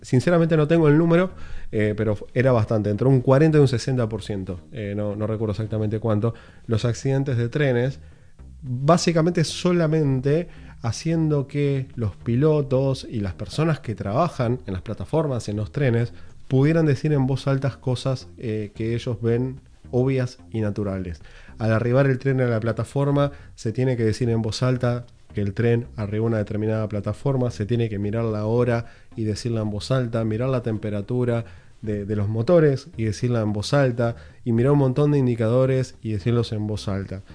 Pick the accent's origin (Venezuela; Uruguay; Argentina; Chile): Uruguay; now in Los Angeles, United States; vivo en Los Ángeles, Estados Unidos, soy uruguayo